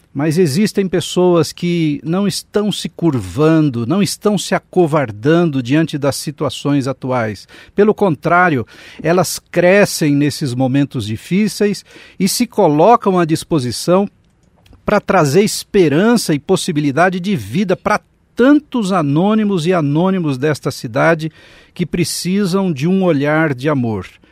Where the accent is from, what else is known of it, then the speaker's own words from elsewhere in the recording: São Paulo, Brazil; Eu nasci no Capão